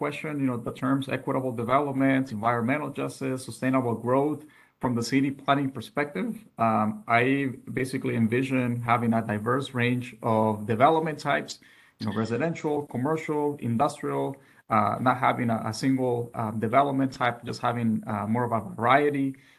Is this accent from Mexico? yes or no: yes; Mexico; also born or lived in United States; now in Phoenix, United States; I'm originally from Mexico. I was very fortunate enough to grow up in two countries, both Mexico and also the United States.